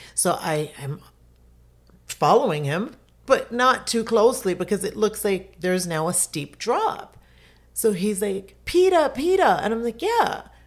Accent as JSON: {"language": "English", "country": "Jamaica", "moved": "yes", "lives_now": "Florida, United States", "said": "I'm Jamaican, I've been through hurricanes, we live in Florida"}